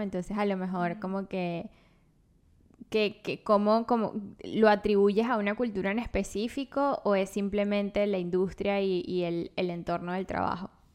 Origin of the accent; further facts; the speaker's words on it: La Guaira, Venezuela; now in United States; yo soy de La Guaira